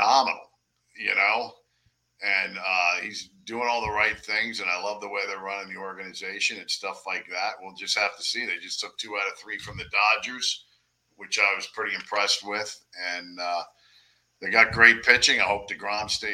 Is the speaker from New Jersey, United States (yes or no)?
yes; Willingboro, New Jersey, United States; moved away as an adult; also born or lived in Gilbertsville, Pennsylvania; now in Fort Myers, United States; I grew up in South Jersey in a town called Willingboro, New Jersey